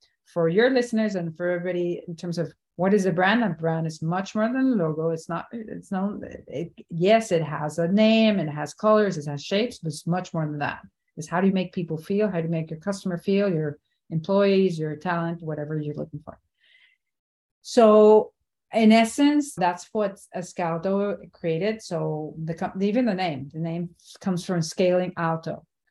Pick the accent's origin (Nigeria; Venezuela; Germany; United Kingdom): Venezuela; moved away as an adult; also born or lived in New York; now in Miami, United States; went back to my home country, Venezuela